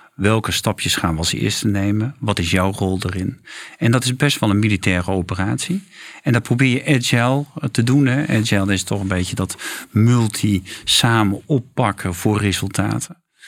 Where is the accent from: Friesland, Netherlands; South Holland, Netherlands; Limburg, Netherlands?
Friesland, Netherlands; Ik ben geboren in Friesland